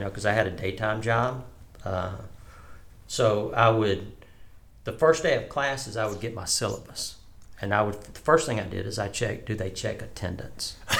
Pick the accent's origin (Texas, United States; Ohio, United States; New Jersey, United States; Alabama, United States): Alabama, United States; Tuscaloosa; moved away as an adult; now in Oklahoma, United States; I was born in Tuscaloosa, Alabama. Um, born and raised there.